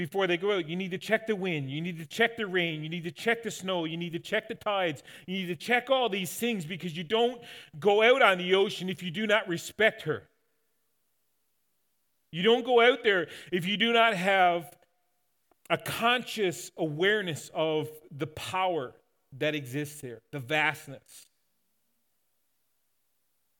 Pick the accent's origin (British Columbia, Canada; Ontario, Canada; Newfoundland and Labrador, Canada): Newfoundland and Labrador, Canada; growing up in Newfoundland